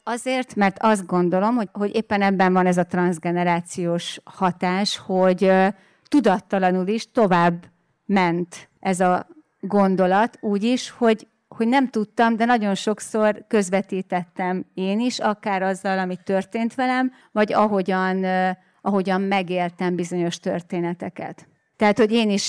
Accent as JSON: {"language": "Hungarian", "area": "Délvidék", "region": "Vojvodina", "country": "Serbia", "tie": "born or raised there", "said": "Igen, ugye én délvidéken nőttem föl, és amikor ez a felvétel készült, akkor éppen dúlt a Balkán háború"}